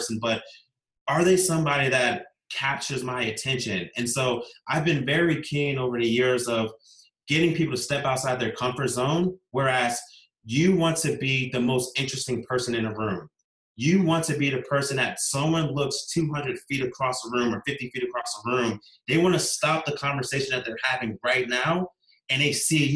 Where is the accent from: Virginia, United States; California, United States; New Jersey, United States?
Virginia, United States; Virginia Beach; I grew up in Virginia Beach, Virginia, here in the United States